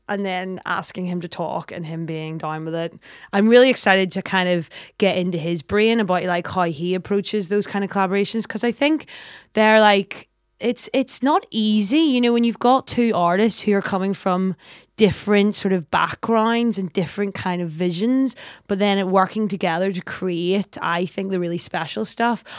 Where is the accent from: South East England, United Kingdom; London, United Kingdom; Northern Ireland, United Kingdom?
Northern Ireland, United Kingdom; Belfast; I'm from Belfast.